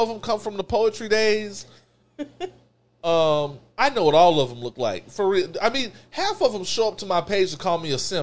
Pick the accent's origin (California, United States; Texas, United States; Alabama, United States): Texas, United States; I'm from Texas